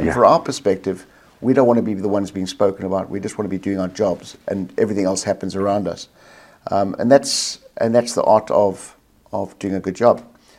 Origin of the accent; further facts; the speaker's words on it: South Africa; moved away as an adult; now in Australia; South Africa, born and bred in South Africa, schooled, university, worked there for the first 7 or 8 years of my career, probably a little bit longer actually, before I moved to Australia.